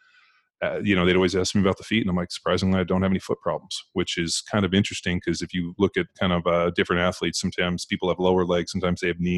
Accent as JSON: {"language": "English", "region": "California", "country": "United States", "said": "I'm from California"}